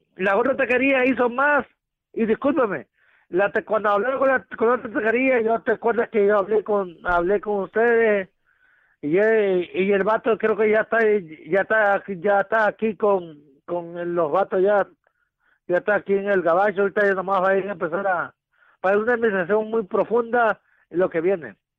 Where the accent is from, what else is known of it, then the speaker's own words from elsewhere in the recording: Mexico; now in North Carolina, United States; yo soy mexicano